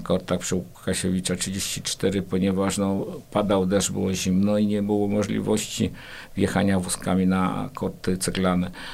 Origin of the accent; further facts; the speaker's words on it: Kraków, Lesser Poland, Poland; now in Płock, Poland; jako urodzony Krakus